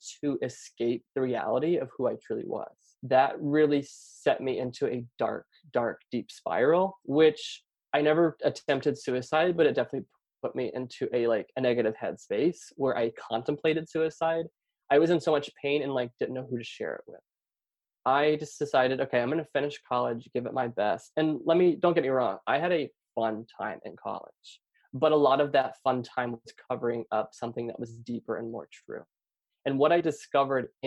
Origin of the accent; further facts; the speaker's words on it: Lake Wales, Florida, United States; I grew up in small town Florida, Lake Wales, Polk County